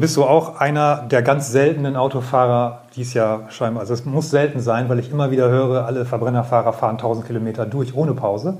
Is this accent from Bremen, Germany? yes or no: yes; Bremen, Germany; Ich bin ja selber Bremer